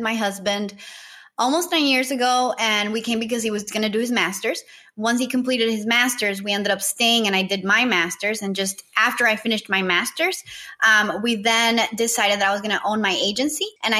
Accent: Nicaragua; also born or lived in Costa Rica; I am originally from Nicaragua.

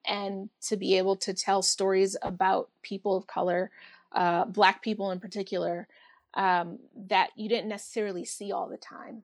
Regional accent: Bridgeport, Connecticut, United States; moved away as an adult; also born or lived in Bronx, New York / Philadelphia; when I was a baby, we moved to Bridgeport, Connecticut

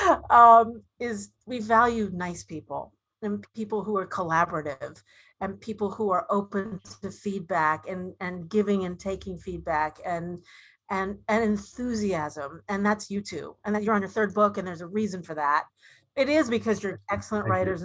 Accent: Dayton, Ohio, United States; I grew up in Dayton, Ohio, where the Wright brothers were from.

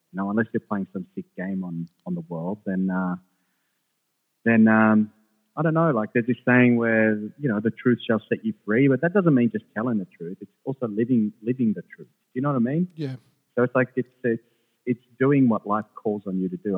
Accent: Australia; English is a second language; also born or lived in Jerusalem / Sweden; I was born in Jerusalem, but then I, um, I lived in Sweden for the most part, first part of my life as a youngster. So I only moved to Australia when I was like seven or eight. I couldn't speak English

